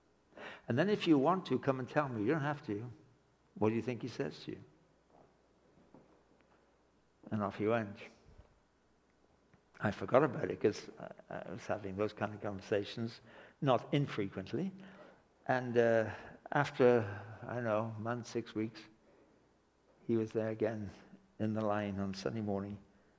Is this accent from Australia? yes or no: no; England, United Kingdom; now in Canada; I can go back to live in England. I can backslide and go back to England. But I'm a Canadian citizen for the rest of my life